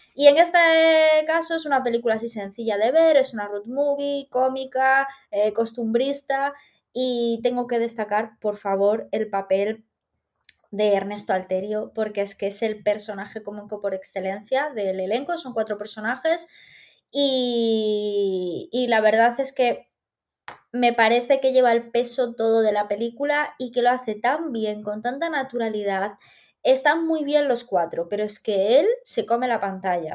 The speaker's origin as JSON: {"language": "Spanish", "region": "Galicia", "country": "Spain", "said": "como gallega"}